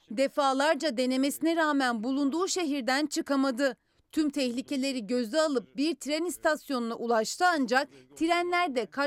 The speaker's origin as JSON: {"language": "Turkish", "country": "Turkey", "lives_now": "Ukraine", "said": "Biz Türk'üz, Ukrayna'da yaşıyoruz. Şu an burada mahsur kaldık. Evimize dönmek istiyoruz."}